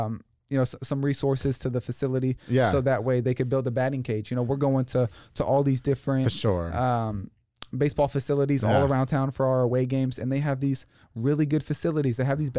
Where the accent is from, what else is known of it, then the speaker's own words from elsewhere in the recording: New Jersey, United States; moved away; New Jersey. We come from New Jersey.